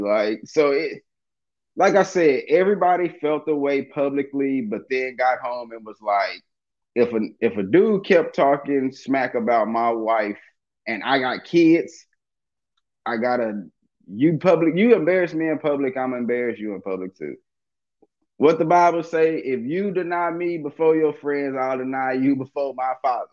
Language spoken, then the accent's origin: English; Dallas, Texas, United States; also born or lived in Watts, Los Angeles; now in Los Angeles, United States; I'm from Dallas